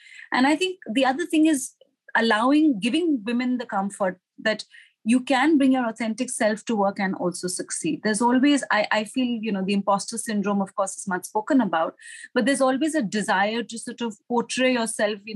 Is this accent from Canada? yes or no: no; India; moved away as an adult; also born or lived in Singapore; now in Hong Kong; I joined Citi as a management associate in my home country, which was India.